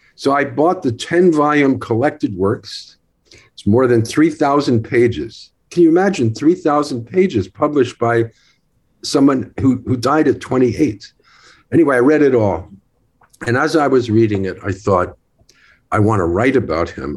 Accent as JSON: {"language": "English", "town": "Newark", "region": "New Jersey", "country": "United States", "tie": "born or raised there", "said": "I was born in Newark, New Jersey."}